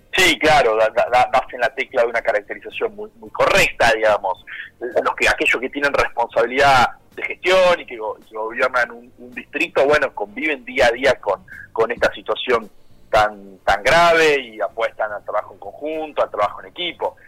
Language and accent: Spanish; Lomas de Zamora, Buenos Aires Province, Argentina; yo soy de Lomas de Zamora